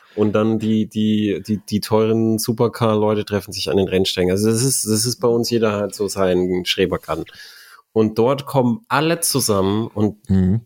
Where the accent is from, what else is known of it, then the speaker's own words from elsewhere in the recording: Germany; bei uns in Deutschland